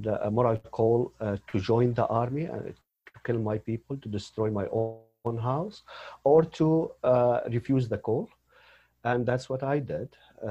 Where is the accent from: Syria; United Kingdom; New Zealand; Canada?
Syria; moved away as an adult; also born or lived in Dubai, United Arab Emirates / Malaysia; I'm originally from Syria, a part of a family of five members.